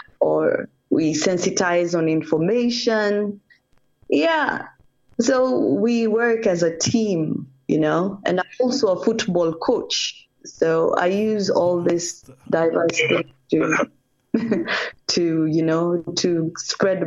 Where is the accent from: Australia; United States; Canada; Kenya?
Kenya; English is a second language; I'm a Kenyan because my parents intermarried